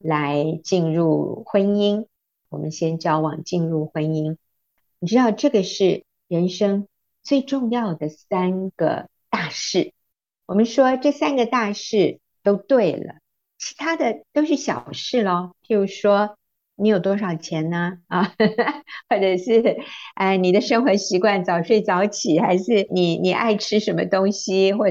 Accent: United States; moved away as an adult; now in Taiwan; 我在美国长大的，当然最初一段是在台湾，后来国中的时候我们移民到美国去，那我大学毕业还在学园受训，然后我回到台湾之后

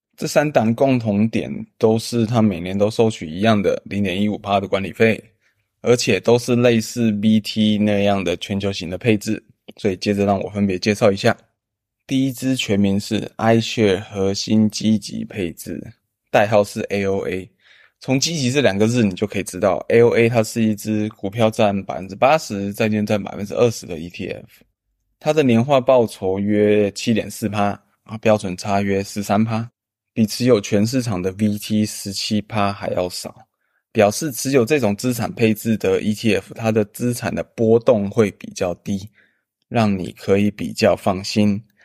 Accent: Taiwan; 我们台湾人

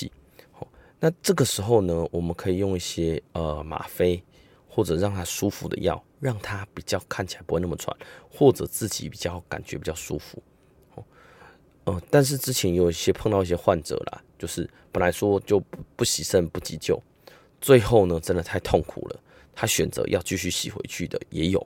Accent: Taiwan; 那我们台湾人呢，呃，东方人呢，大概会以呃欠缺活力、肌肉酸痛、无力来表现。

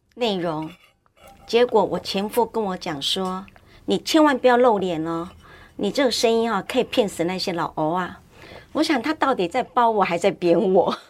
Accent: Yilan County, Taiwan; moved away as an adult; now in Banqiao, Taiwan; 我宜兰人

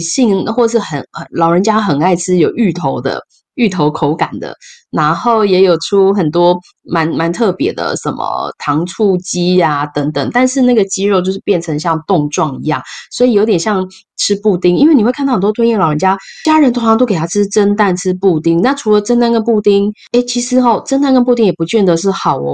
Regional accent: Taiwan; 我们台湾人

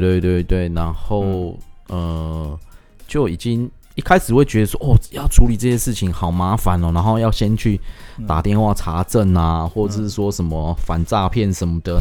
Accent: Taiwan; 我们自己台湾人

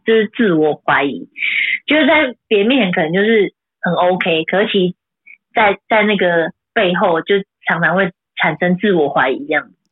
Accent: Taoyuan, Taiwan; 因为我是桃园人嘛

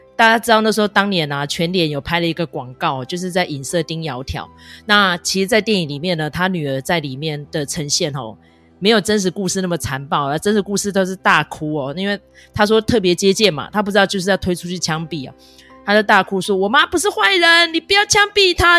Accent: Taiwan; 我觉得我们身为台湾人，我们就是在拥抱这份自由

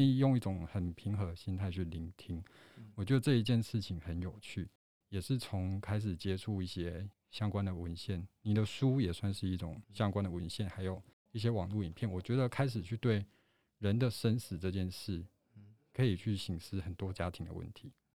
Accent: Taiwan; 我们台湾人的个性可能是代代相传下来的，我们很遵守传统这件事

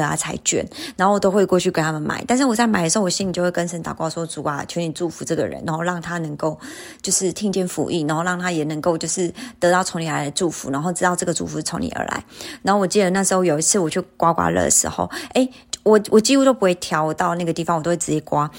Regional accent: Taiwan; moved away; also born or lived in South Korea; 我是台湾人

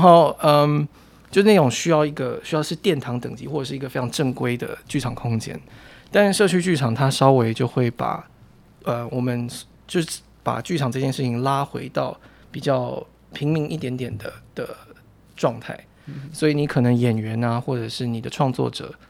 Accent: Taichung, Taiwan; moved away; also born or lived in New Taipei; 我老家在台中

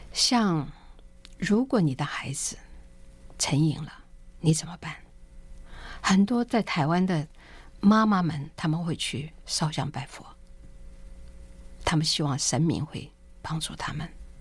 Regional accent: China; 我们中国人在历史上记得有鸦片战争

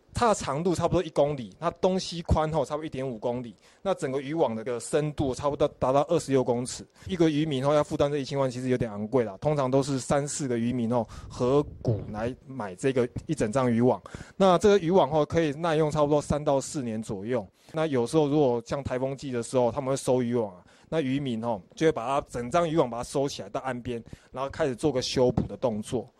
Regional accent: Hualien County, Taiwan; 我们花莲这边的海域

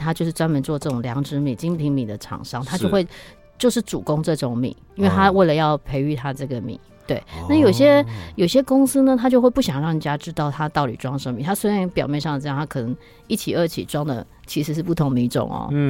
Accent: Japan; Chinese is a second language; 我们日本人是一小时到两小时

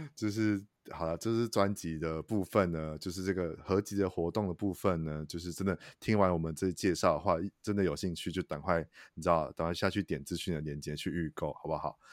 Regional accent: Taichung, Taiwan; 因为我是台中人，然后现在在台中嗯。生活

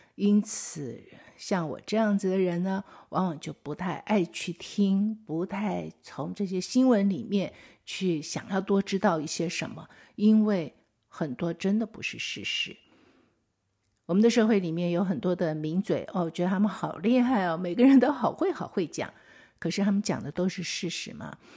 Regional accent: Taiwan; 我们台湾本地人

